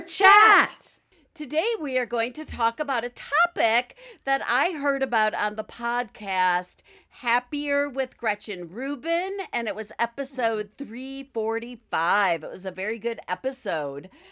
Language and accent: English; Midwest, United States; accent: Midwestern; my Midwestern accent